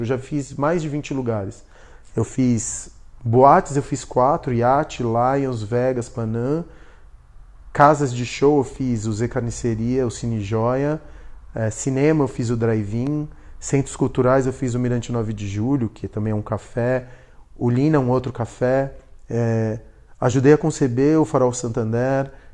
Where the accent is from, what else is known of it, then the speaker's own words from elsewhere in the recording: Argentina; now in São Paulo, Brazil; eu sou argentino. Quando eu cheguei para cá, aqui no Brasil, não me deixavam ser brasileiro. Por quê? Porque eu tinha chegado da Argentina